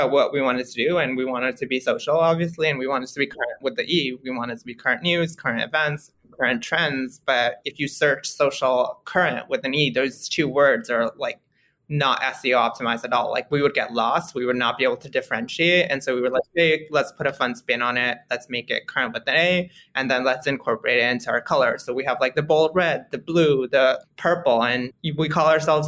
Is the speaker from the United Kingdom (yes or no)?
no; India; moved away as an adult; also born or lived in Washington, D.C.; now in United States; I was born in the U.S. I grew up in India. I moved back to the U.S. when I was 18 for college, went to GW.